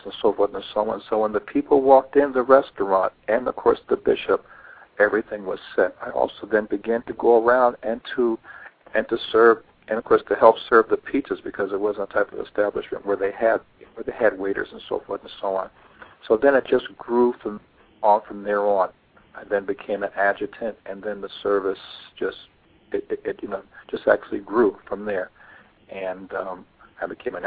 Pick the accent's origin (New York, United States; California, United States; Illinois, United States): New York, United States; moved away as an adult; also born or lived in Dallas, Texas; now in Atlanta, United States; I moved back to New York to try to get things going on, my hometown